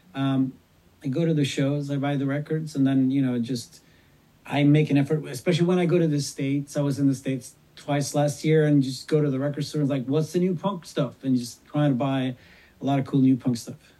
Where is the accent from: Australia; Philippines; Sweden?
Sweden; I'm this kid from Sweden that grew up with … and … and … and …